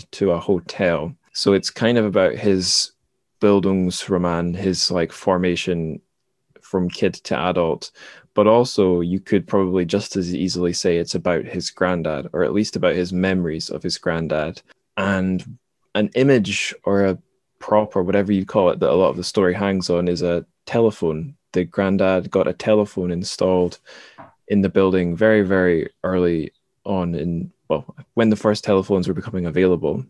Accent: Dundee, Scotland, United Kingdom; moved away; my home suburb in my hometown of Dundee

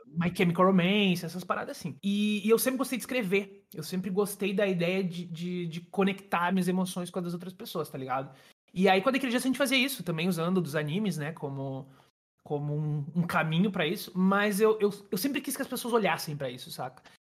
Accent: Rio Grande do Sul, Brazil; eu sou aqui do Rio Grande do Sul

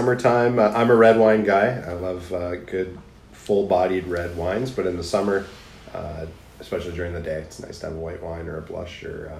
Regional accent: Niagara Falls, Ontario, Canada; also born or lived in Toronto; now in Norfolk County, Canada; I'm the opposite of Susan. I was born in Toronto. Not a Norfolk guy, and moved to Niagara Falls where I grew up and ended up here at Norfolk

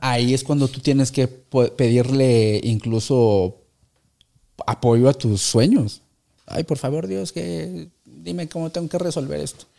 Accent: Mexico; lo que hacemos los mexicanos cuando vamos al mundial

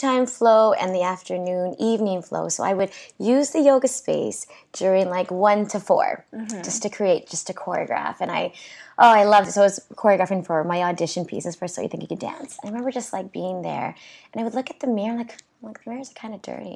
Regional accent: Canada; also born or lived in Calgary; I'm Canadian

